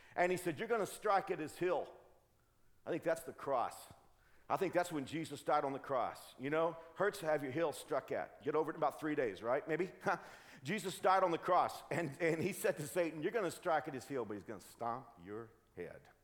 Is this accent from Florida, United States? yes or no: no; Dallas, Texas, United States; I grew up in the Dallas Fort Worth area